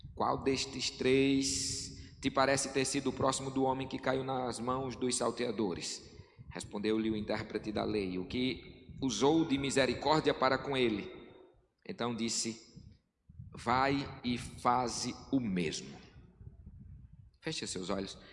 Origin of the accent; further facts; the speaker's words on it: sertão of Rio Grande do Norte, Brazil; como um bom nordestino sertanejo do sertão do Rio Grande do Norte